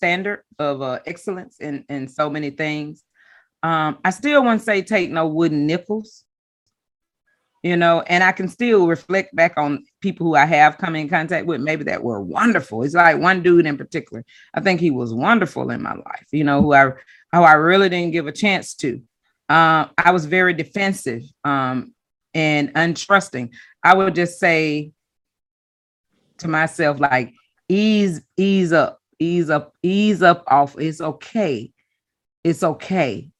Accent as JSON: {"language": "English", "region": "the South", "country": "United States", "tie": "born or raised there", "said": "I was growing up in the South and being domesticated into, you know, Southern shade"}